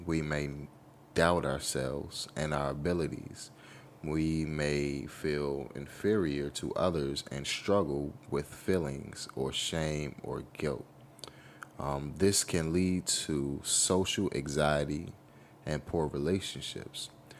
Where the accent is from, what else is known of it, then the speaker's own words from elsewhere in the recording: United States; as a youth, as a child, growing up in America